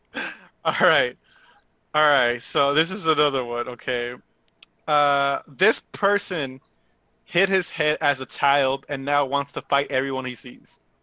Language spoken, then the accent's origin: English; Southern California, United States; I am from SoCal.